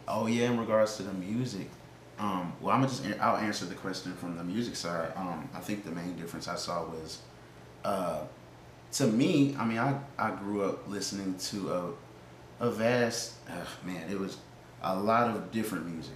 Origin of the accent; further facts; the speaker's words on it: Indiana, United States; now in Montgomery, United States; growing up in Indiana